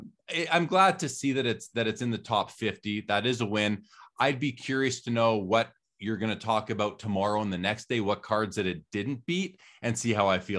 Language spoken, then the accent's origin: English; Winnipeg, Manitoba, Canada; I'm talking in my mid-teens, growing up in Winnipeg in Canada, going into the LCS.